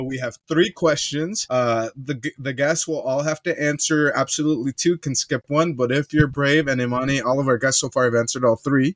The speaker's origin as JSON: {"language": "English", "country": "United States", "tie": "born or raised there", "said": "my parents are Mexican, born in Mexico, they're immigrants, mm-hmm. and I'm raised here in the U.S."}